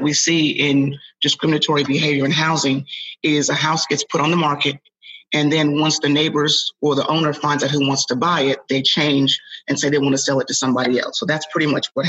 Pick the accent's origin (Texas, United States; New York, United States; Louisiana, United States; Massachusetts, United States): New York, United States; Long Island; now in Greensboro, United States; I'm a realtor in Greensboro, and I grew up in Long Island